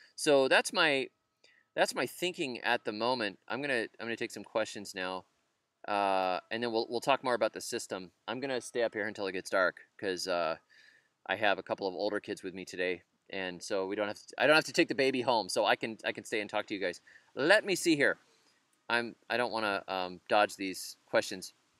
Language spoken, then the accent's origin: English; United States; I'm an American